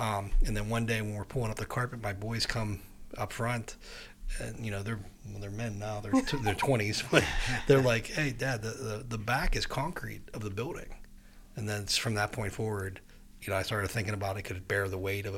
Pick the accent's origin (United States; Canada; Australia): United States; New Kent, Virginia; I mean, he's from Millville. I'm from New Kent. We're kind of a similar upbringing.